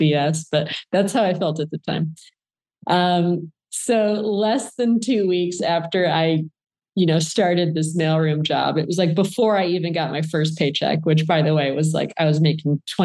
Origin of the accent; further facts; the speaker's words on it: Flint, Michigan, United States; I grew up in Flint, Michigan